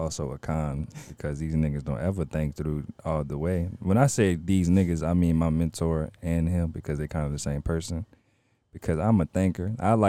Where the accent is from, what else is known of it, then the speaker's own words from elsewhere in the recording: New Orleans, Louisiana, United States; we from New Orleans. Well, I'm from New Orleans.